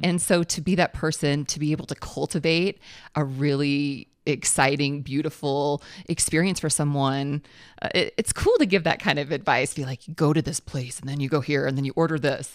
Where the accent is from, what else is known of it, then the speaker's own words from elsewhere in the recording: Illinois, United States; now in Colorado, United States; I'm from Illinois originally.